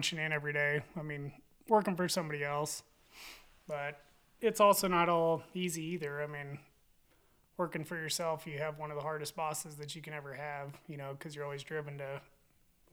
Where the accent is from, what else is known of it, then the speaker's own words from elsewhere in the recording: Manor, Kansas, United States; now in Walsh, United States; I'm actually from Manor, Kansas, originally, is where I grew up